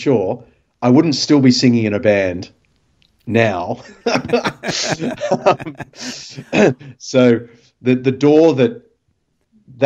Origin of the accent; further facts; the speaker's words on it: Sydney, New South Wales, Australia; I grew up in Mossman